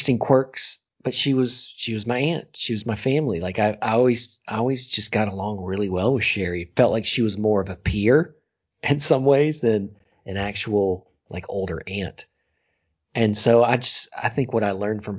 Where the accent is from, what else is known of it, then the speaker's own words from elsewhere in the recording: the South, United States; growing up in the South